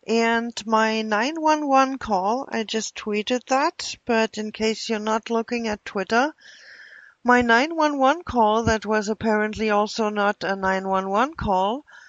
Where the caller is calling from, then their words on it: Milwaukee, Wisconsin, United States; I'm calling from Milwaukee, and this is regarding a group of stalkers who apparently are messing with the FBI phone system.